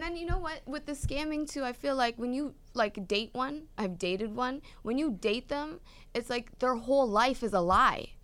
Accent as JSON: {"language": "English", "country": "Canada", "moved": "yes", "said": "I'm from Canada"}